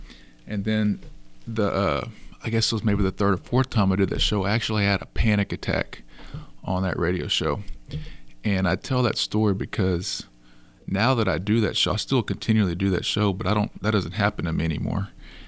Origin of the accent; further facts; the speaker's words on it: Schulenburg, Texas, United States; also born or lived in Austin; So I grew up here in Schulenburg, where we're hosting the podcast show today, and I moved off to Austin for 15 years, met my wife, grew a family, moved back here 3 years ago.